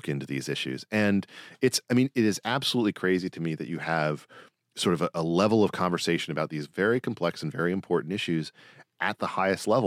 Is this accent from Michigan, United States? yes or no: no; South Carolina, United States; also born or lived in Mississippi; I was born in Mississippi. I grew up in South Carolina